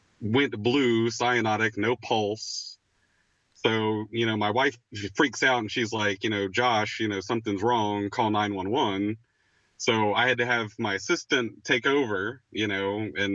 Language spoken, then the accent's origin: English; Warner Robins, Georgia, United States; we're both from the Macon area. I'm from Warner Robins, Georgia.